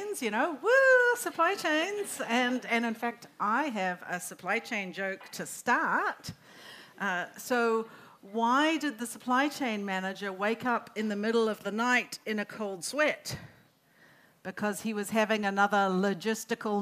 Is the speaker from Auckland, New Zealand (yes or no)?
yes; Auckland, New Zealand; moved away as an adult; also born or lived in United States; I lived in the US for 20 years. I grew up in Auckland